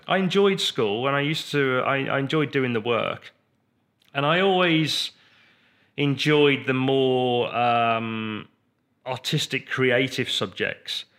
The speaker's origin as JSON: {"language": "English", "town": "Redditch", "region": "West Midlands", "country": "United Kingdom", "tie": "born or raised there", "said": "we grew up in, um, Redditch"}